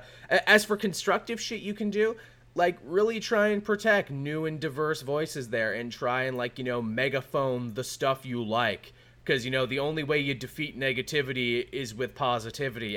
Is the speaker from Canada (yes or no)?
yes; Canada; being Canadian